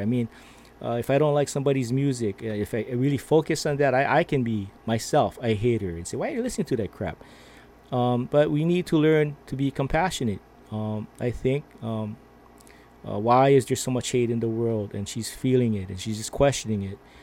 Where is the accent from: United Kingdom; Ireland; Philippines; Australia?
Philippines; I am Filipino.